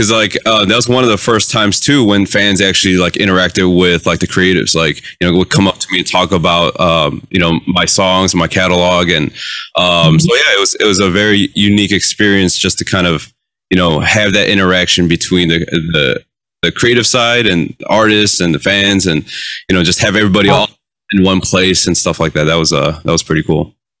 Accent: Los Angeles area, California, United States; growing up here, we have a the slight edge because we get to hear the radio here.

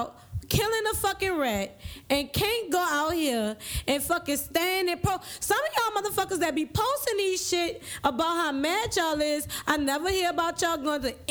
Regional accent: New Orleans, Louisiana, United States; I'm from the east side, New Orleans

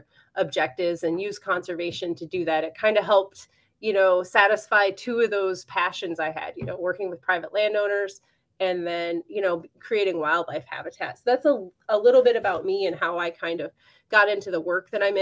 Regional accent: southern Michigan, United States; I did grow up on a farm and cattle operation in southern Michigan. So I'm originally from Michigan

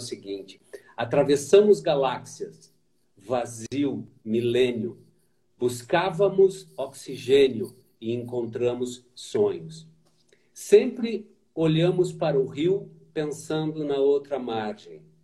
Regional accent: Porto Alegre, Rio Grande do Sul, Brazil; eu cruzava aquilo, foi uma rua da minha infância

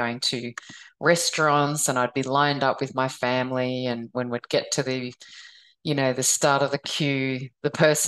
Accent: Australia; also born or lived in Vietnam; my adoptive parents, they actually flew to Vietnam to pick me up during the middle of that war, and bring me back to Australia. I was only a 5-month-old baby

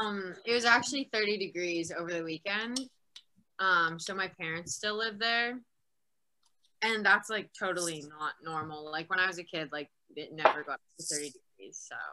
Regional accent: Northwest Territories, Canada; moved away as an adult; also born or lived in Ontario; now in Victoria, Canada; I'm from the Northwest Territories, which probably means nothing to anyone who's not from Canada. So it's like super north in Canada, above Alberta. Basically really cold all the time and then really buggy in the summer

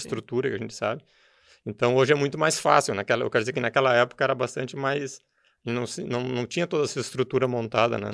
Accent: Novo Hamburgo, Rio Grande do Sul, Brazil; eu sou de, natural de Novo Hamburgo, sou filho do industrial do calçado. Meu pai era tinha empresa de calçado e me criei no meio também do calçado

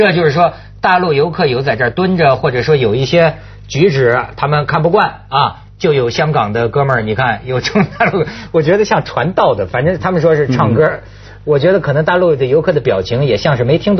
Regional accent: China; 说岭南大学的学生们帮我们大陆人说话呢，是不是？

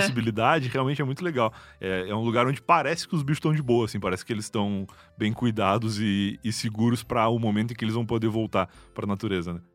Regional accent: Rio Grande, Rio Grande do Sul, Brazil; moved away; da minha infância e juventude no Rio Grande do Sul

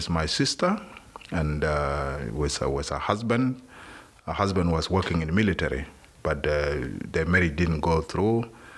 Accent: South Sudan; moved away as an adult; now in Australia; we are from South Sudan, and mainly South Sudan we are Christians.

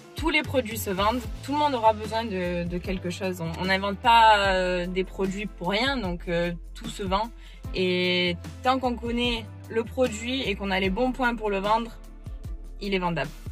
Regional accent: France; now in Florida, United States; rentrer en France, donc du coup, voir ma famille en France et faire un peu des allers-retours entre les États-Unis et la France

